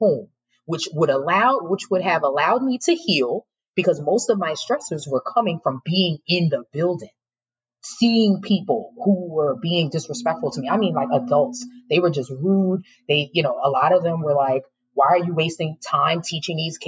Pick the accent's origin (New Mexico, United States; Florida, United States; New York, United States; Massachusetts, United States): New York, United States; New York City; I'm born and raised in New York City